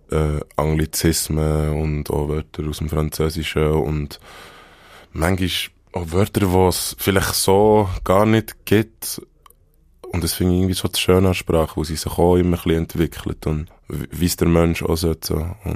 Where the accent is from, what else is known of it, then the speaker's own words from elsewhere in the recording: Bern, Switzerland; accent: Bernese German; first language Bernese German; ja, Berndeutsch, Berndeutsch ist meine Muttersprache und ich fühle und ich lebe auf Berndeutsch